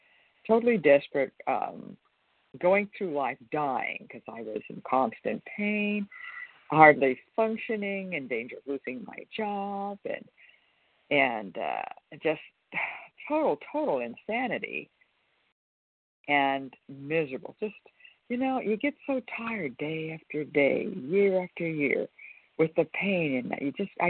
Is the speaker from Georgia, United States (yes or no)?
no; California, United States; I'm from California